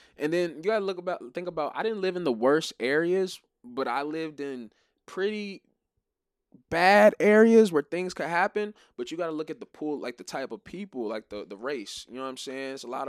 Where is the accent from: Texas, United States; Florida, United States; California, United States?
Florida, United States; Growing up in Florida, it was a cross-cultural thing. Everybody liked to skate.